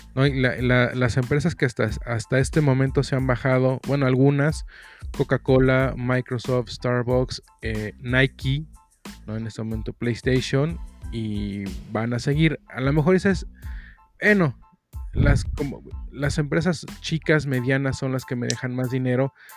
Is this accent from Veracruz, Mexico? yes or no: no; Mexico City, Mexico; accent: cantadito; aquí en la Ciudad de México hablamos cantadito.